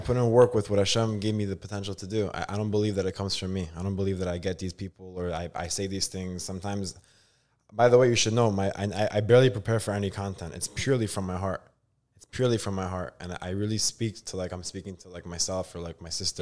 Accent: New York City, New York, United States; born or raised there; also born or lived in Israel

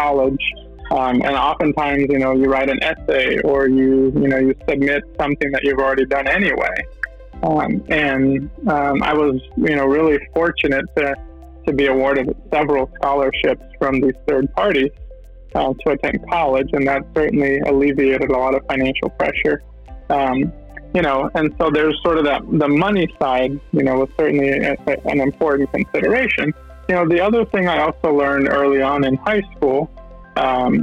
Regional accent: Tampa, Florida, United States; moved away as an adult; also born or lived in Brazil / Washington, D.C. / Idaho; now in New York, United States; I was born in Brazil and kind of grew up there until I was 9 years old. And then my family moved to Tampa, Florida, and that's kind of where I grew up from that point on.

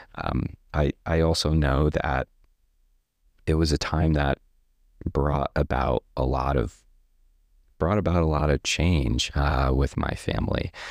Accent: Stafford Springs, Connecticut, United States; also born or lived in Rhode Island; now in Maine, United States; we moved to a town, a really small town in Connecticut called Stafford Springs

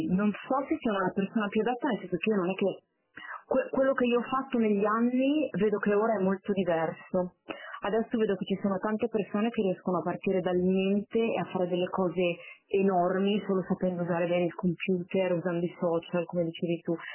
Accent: Milan, Lombardy, Italy; sono di Milano

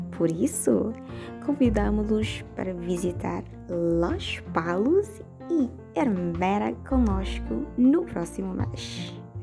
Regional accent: Dili, Timor-Leste; Sou da Dili

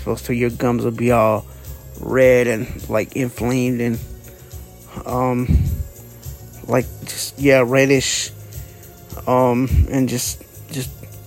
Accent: Dallas, Georgia, United States; I'm from Dallas, Georgia

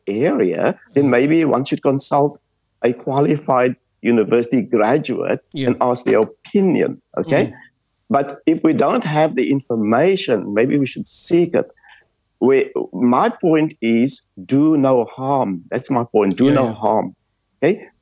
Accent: Cape Town, Western Cape, South Africa; moved away as an adult; also born or lived in London / Sydney; now in Australia; I come from Bridgetown in Athlone

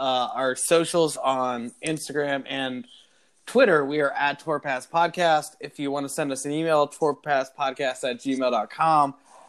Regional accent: Cincinnati, Ohio, United States; now in Florida, United States; I live in Florida, but like, and I'm saying this for Pete because maybe you don't know. I'm from Cincinnati, Ohio.

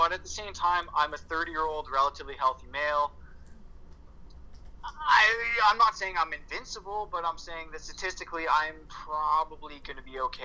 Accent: Canada; I'm Canadian

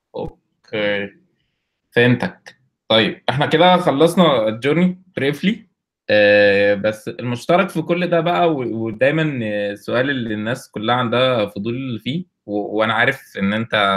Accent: Egypt; also born or lived in Kuwait; احنا كلنا مصريين

